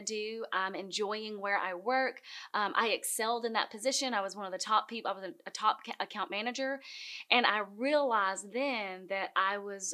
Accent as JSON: {"language": "English", "town": "Gainesboro", "region": "Tennessee", "country": "United States", "tie": "born or raised there", "moved": "yes", "lives_now": "Nashville, United States", "said": "I am from Gainesboro, Tennessee."}